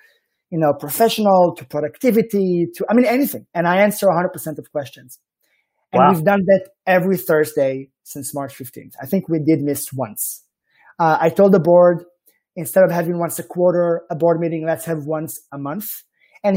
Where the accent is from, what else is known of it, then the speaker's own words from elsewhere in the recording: Israel; accent: Israeli; like my accent strongly suggests, I am from the Holy Land